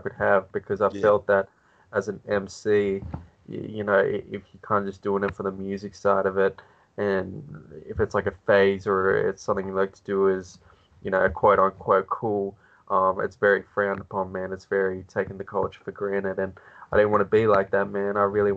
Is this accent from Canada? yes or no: no; Australia; being Australian